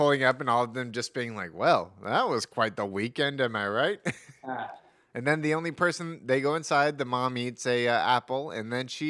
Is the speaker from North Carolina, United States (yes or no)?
no; Brentwood, California, United States; I'm from Brentwood.